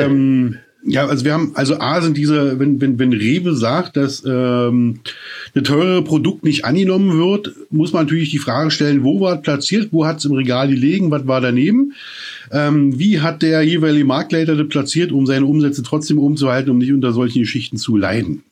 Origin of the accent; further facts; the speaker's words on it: East Germany, Germany; Ich komme aus der DDR